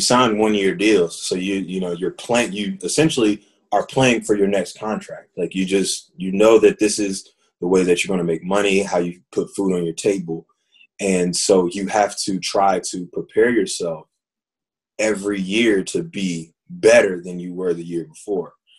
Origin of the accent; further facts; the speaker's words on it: Fayetteville, North Carolina, United States; growing up, I'm from Fayetteville, North Carolina, and, and growing up in Fayetteville